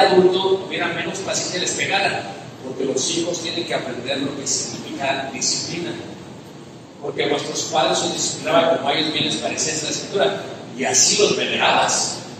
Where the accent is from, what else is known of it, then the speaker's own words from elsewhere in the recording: Mexico; soy mexicano